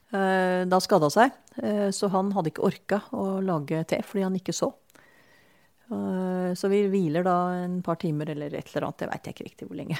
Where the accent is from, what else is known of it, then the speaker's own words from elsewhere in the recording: Eastern Norway, Norway; moved away; jeg er fra Østlandet